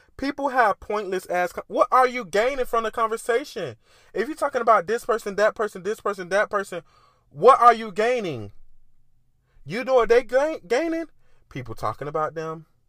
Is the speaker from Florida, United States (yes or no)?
yes; Miami, Florida, United States; I grew up in Miami. I grew up in the hood.